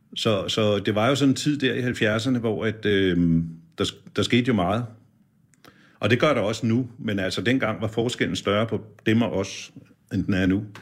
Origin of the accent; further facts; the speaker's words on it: Birkerød, Capital Region of Denmark, Denmark; jeg kommer fra Birkerød